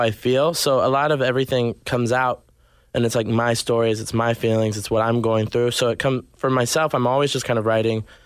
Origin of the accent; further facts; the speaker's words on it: Arkansas, United States; also born or lived in Nashville, Tennessee; now in Los Angeles, United States; I grew up in Arkansas, then yeah. moved to Nashville, and then eventually came here